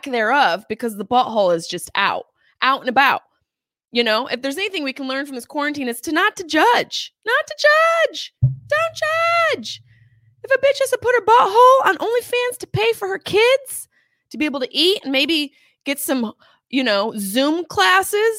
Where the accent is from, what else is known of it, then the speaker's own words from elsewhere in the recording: Syracuse, New York, United States; accent: Syracuse; now in Los Angeles, United States; my Syracuse accent